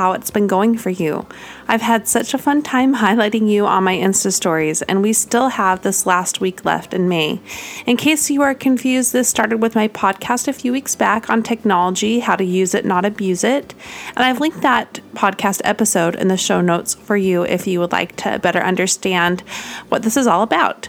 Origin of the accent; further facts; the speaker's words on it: Utah, United States; moved away as an adult; also born or lived in California; I grew up in Utah